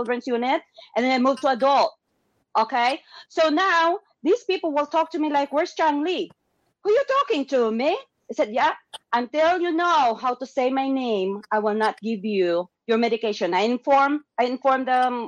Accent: Philippines; moved away; they don't have any more Filipino cousins

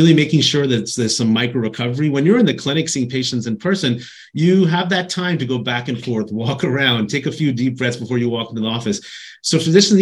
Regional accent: East Coast, United States; moved away as an adult; now in California, United States; I grew up on the East Coast

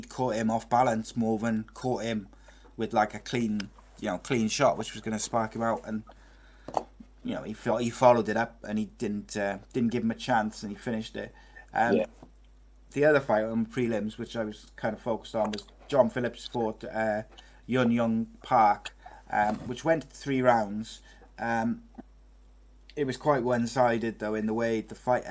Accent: Wales, United Kingdom

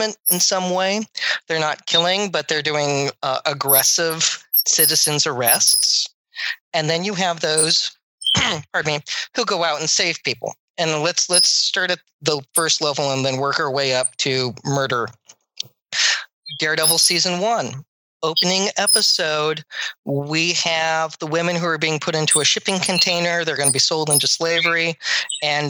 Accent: United States

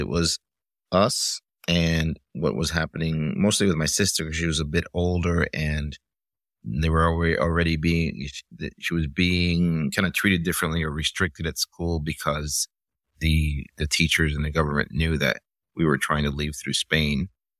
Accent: Miami, Florida, United States; also born or lived in Cuba; You know, it's sort of from the time that I left and I grew up in Miami in the 80s

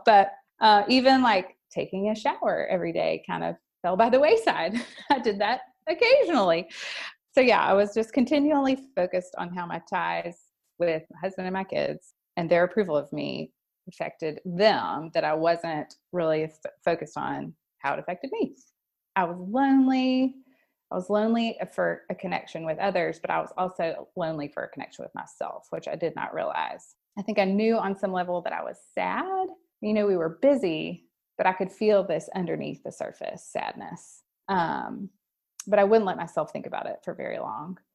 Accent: Memphis, Tennessee, United States; I grew up here in Memphis, lived here most of my life

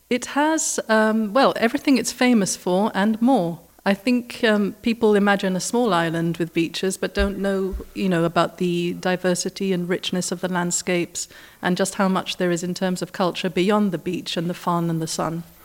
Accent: Gibraltar; also born or lived in United Kingdom; now in Dominican Republic; I was actually living in the U K at the time, but I'm from Gibraltar originally.

